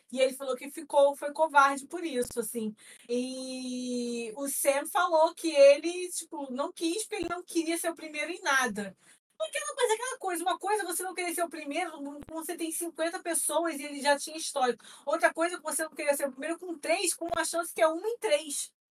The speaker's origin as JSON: {"language": "Portuguese", "region": "São Paulo", "country": "Brazil", "tie": "born there", "said": "eu nasci em São Paulo"}